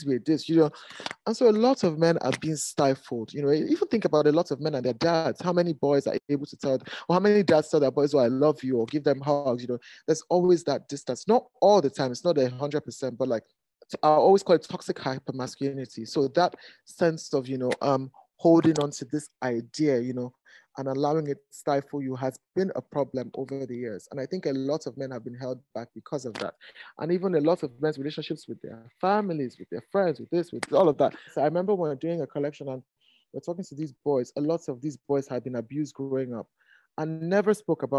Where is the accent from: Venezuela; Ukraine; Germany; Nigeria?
Nigeria; I am a Nigerian and African designer.